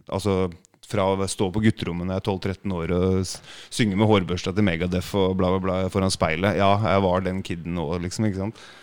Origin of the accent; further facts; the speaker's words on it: Norway; jeg er fra Norge